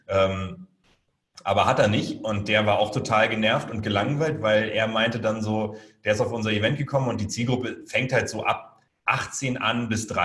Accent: Hamburg, Germany; Meine Familie und wahrscheinlich so der nordische Hintergrund. Also ich komme halt aus Hamburg und so.

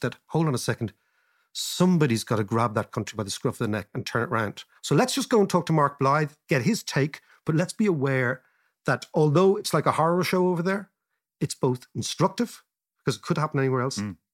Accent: Ireland

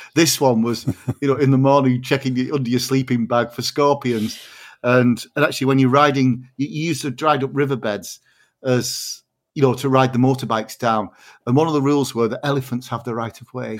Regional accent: Barrow-in-Furness, North West England, United Kingdom; I was born and brought up in Barrow in Furness

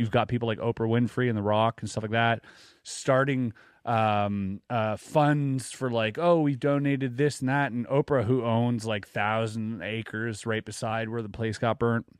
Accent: Quebec, Canada; growing up in Quebec

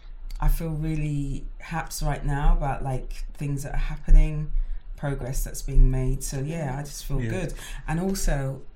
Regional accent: Nigeria; Like for me, being a black woman, being a Nigerian, like being a Nigerian, it's lit.

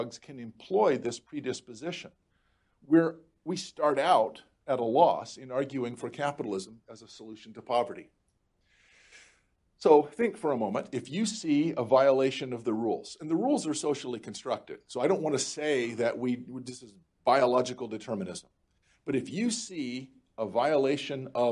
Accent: rural Florida, United States; moved away; also born or lived in North Carolina / Germany; I grew up in rural Florida.

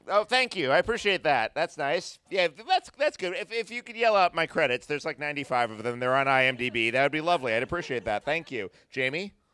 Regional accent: New York City, New York, United States; I grew up in the New York City of Ed Koch

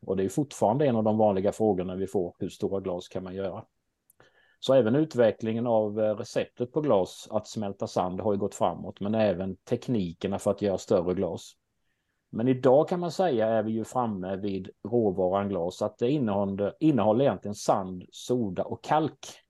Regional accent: Småland, Sweden; accent: Småland dialect; Min dialekt brukar avslöja mig och det stämmer bra att jag är från Småland

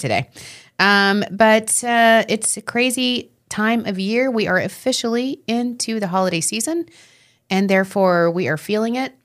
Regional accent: Long Island, New York, United States; We're from Long Island, so we say, "How you doing? How you doing?"

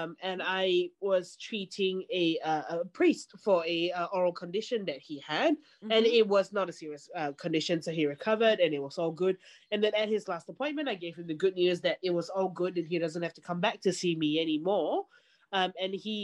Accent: Singapore; moved away; I grew up in Singapore

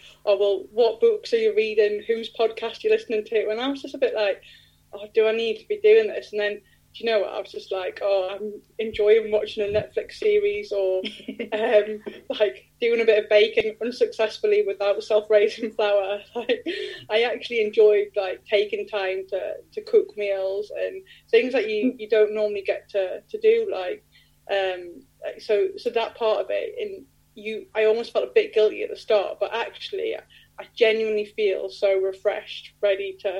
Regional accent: Newcastle upon Tyne, North East England, United Kingdom; moved away; my accent's got stronger during lockdown. Probably I've had less people to talk to and probably spent more time talking to my friends from Newcastle, my family

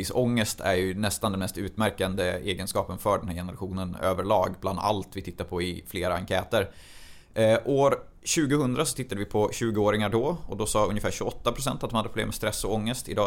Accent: Arvika, Värmland, Sweden; Jag kommer från Arvika.

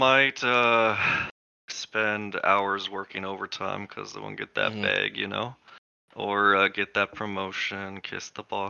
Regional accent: Paradise, California, United States; also born or lived in Escondido, United States; I was born in Southern California, Escondido area. I was there, barely remember much of that, and then we moved to Central California, a small town called Paradise

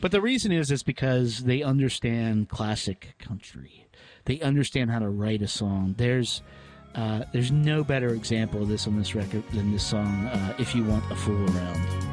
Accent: the South, United States; I'm from the South

